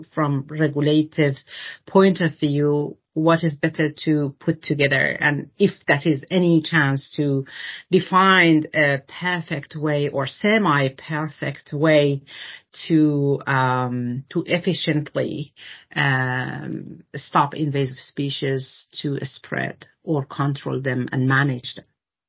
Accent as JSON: {"language": "English", "country": "Denmark", "said": "to find a Danish working group, because I'm the lead from Denmark."}